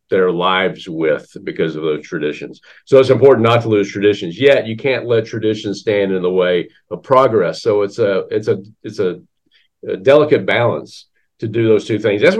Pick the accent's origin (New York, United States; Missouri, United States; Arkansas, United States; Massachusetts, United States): Arkansas, United States; Central; I grew up in Central Arkansas